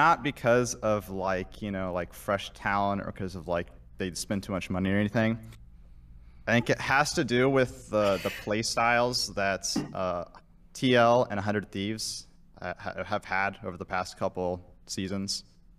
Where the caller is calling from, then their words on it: Fort Wayne, Indiana, United States; Fort Wayne, Indiana.